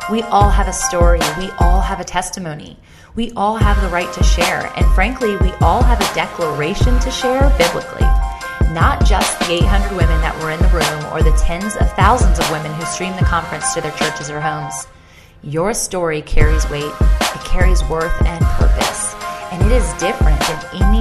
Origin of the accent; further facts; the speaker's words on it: Indiana, United States; it's deeper than just, hey, I'm from Indiana.